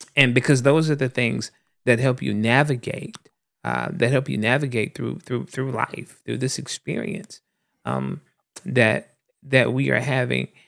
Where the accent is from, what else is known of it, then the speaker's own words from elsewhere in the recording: the South, United States; I'm also a black man born and raised in the South